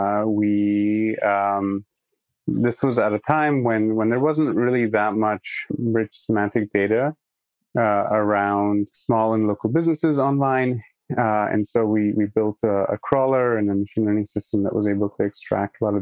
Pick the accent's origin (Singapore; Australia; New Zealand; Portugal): Singapore; moved away as an adult; also born or lived in Poland / Toronto, Canada / Massachusetts, United States; I'm from Poland. My parents are Polish, but I was born and raised in Singapore and I grew up there